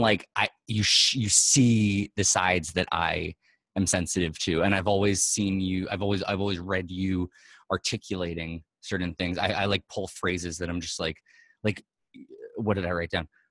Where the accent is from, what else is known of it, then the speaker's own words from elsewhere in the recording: New York, United States; I'm from New York, born and raised